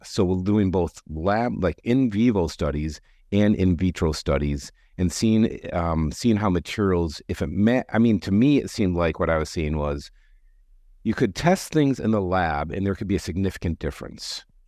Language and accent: English; Detroit, Michigan, United States; now in Chicago, United States; I grew up in Detroit